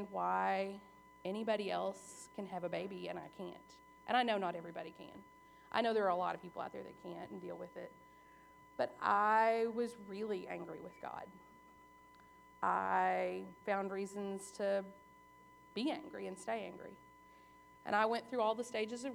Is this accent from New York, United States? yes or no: no; Southern Kentucky, United States; also born or lived in Arkansas; I was born in Arkansas. My parents were young. I grew up in Southern Kentucky.